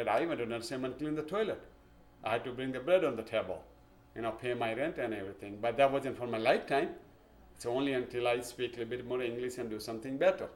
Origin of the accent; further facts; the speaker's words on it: India; English is a second language; now in Ontario, United States; we came from India, which is small village.